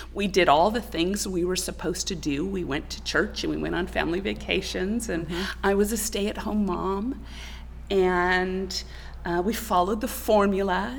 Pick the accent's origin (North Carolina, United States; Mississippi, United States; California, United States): California, United States; Clovis; also born or lived in Burlingame, California / Sanger, California / Tennessee; I was born in Burlingame, California, but my mother hated the Bay Area. That's where oh, my father okay. was from. So we moved to uh, the central San Joaquin Valley, and I actually grew up in Clovis, California